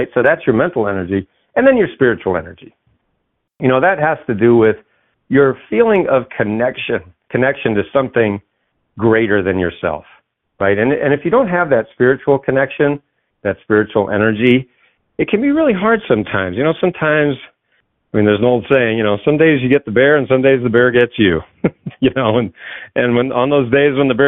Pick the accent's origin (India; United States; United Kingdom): United States; New England; I grew up in New England, so there was Channel 56 and Channel 38